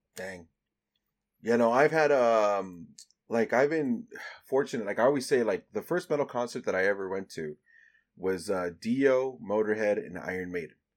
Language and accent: English; El Salvador; I'm from El Salvador, so I didn't live in a Mexican household.